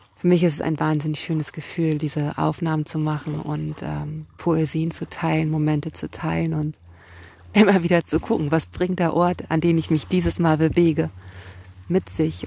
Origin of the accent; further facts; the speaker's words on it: Kiel, Schleswig-Holstein, Germany; ich komme hier aus Kiel und ich bin Lyrikerin